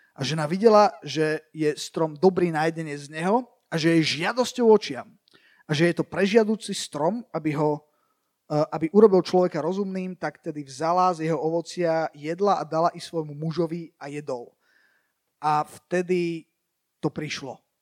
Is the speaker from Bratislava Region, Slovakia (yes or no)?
yes; Bratislava, Bratislava Region, Slovakia; ja som vyrastal v, akože tak, tak v Bratislave